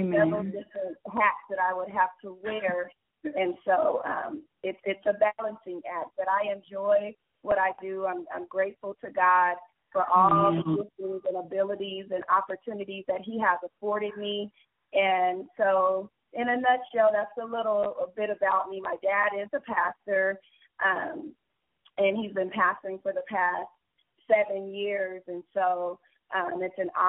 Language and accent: English; San Diego, California, United States; We're from San Diego, California, and my husband is by way of New York City.